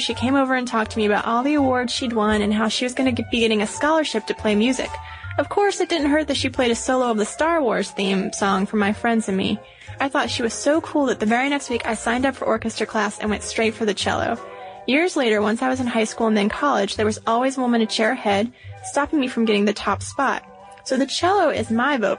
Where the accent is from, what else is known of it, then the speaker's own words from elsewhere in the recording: the South, United States; now in Atlanta, United States; we're from the South.